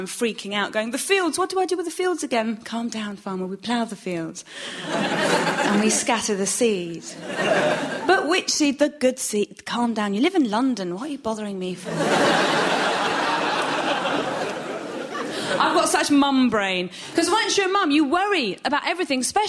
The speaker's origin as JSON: {"language": "English", "country": "Iran", "moved": "yes", "lives_now": "United Kingdom", "said": "I'm from Iran and my husband's from Nottingham."}